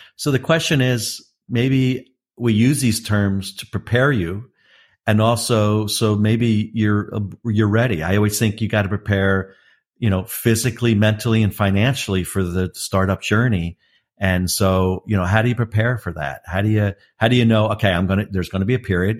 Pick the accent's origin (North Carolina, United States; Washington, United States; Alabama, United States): North Carolina, United States; Raleigh-Durham; my hometown of Raleigh-Durham